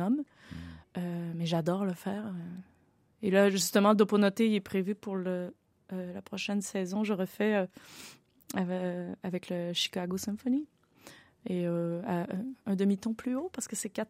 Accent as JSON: {"language": "French", "region": "Quebec", "country": "Canada", "said": "je viens du Canada"}